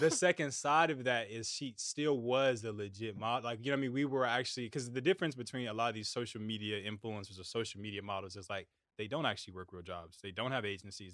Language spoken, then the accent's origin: English; United States; I'm from America